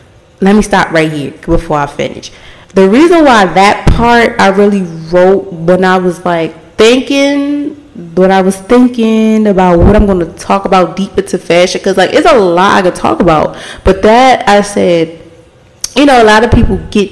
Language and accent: English; Baltimore, Maryland, United States; I'm born and raised in Baltimore.